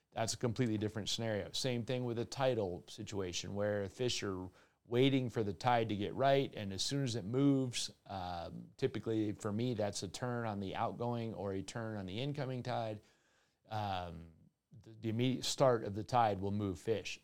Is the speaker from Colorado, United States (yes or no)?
yes; Colorado, United States; Colorado Parks and Wildlife at my home state